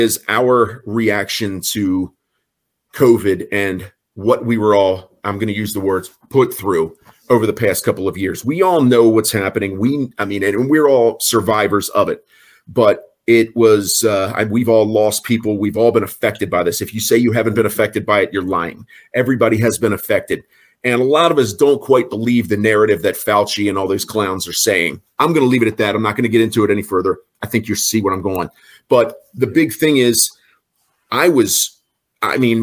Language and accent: English; York, Pennsylvania, United States; I'm just somebody from York, Pennsylvania